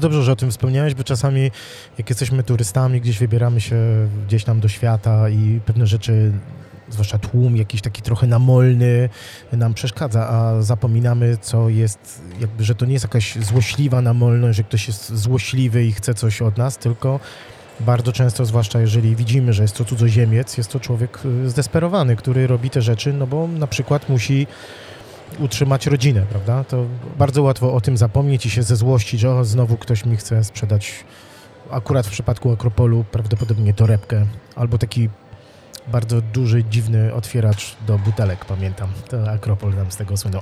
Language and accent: Polish; Wrocław, Lower Silesian Voivodeship, Poland; jak ja byłem małym chłopcem, ja mieszkałem we Wrocławiu